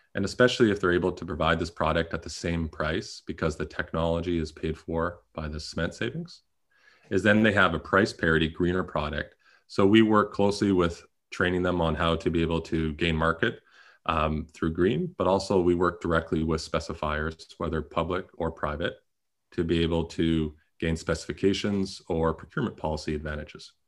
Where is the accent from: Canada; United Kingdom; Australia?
Canada; I'm also a Canadian